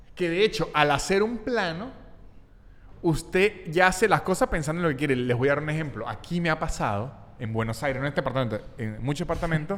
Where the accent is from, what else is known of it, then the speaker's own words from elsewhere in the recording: Venezuelan Andes, Venezuela; also born or lived in Mexico; now in Argentina; Yo soy muy andino.